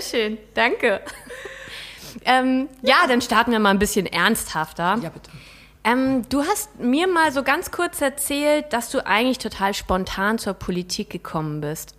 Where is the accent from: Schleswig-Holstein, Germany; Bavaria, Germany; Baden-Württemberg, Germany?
Schleswig-Holstein, Germany; Rendsburg; ich komme ja aus Rendsburg